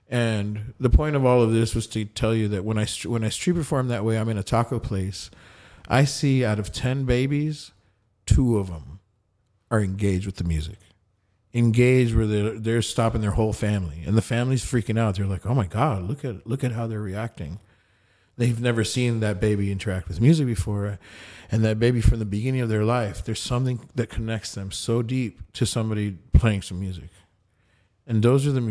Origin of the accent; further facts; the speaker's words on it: Colombia; first language Spanish; English is a second language; now in United States; here I'm Colombian as fuck, and you know, um, and uh, in English, I'm all of you combined because my first language is Spanish.